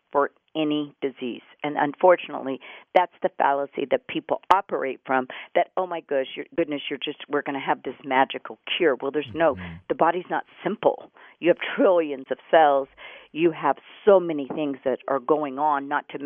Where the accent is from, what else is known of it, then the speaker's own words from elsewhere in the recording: Houston, Texas, United States; I grew up in Houston, Texas